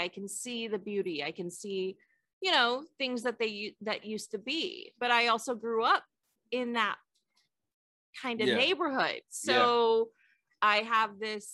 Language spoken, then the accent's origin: English; East Bay, California, United States; growing up in the East Bay in California